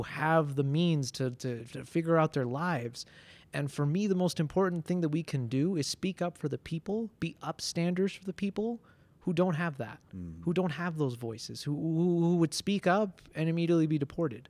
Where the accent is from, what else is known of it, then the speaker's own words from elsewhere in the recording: Denver, Colorado, United States; also born or lived in Ciudad Nezahualcóyotl, Mexico; I, am from Denver. I'm from Colorado